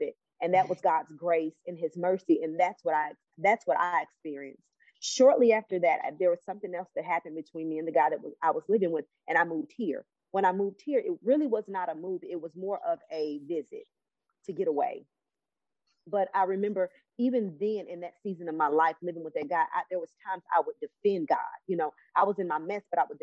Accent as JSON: {"language": "English", "town": "Cleveland", "region": "Ohio", "country": "United States", "moved": "yes", "lives_now": "Alabama, United States", "said": "I'm from Cleveland, Ohio"}